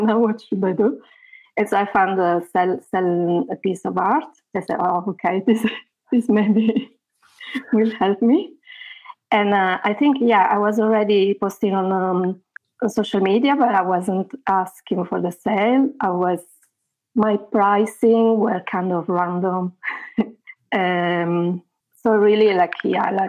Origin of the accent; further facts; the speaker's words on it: Italy; moved away as an adult; also born or lived in near London, England; now in England, United Kingdom; I am in England. I am near London, and I am from Italy. But I've been living here for about 13 years.